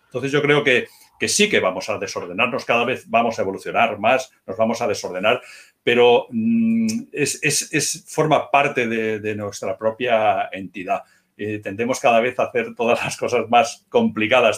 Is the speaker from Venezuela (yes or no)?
no; Moratalla, Region of Murcia, Spain; also born or lived in Barcelona; now in Huesca, Spain; yo soy murciano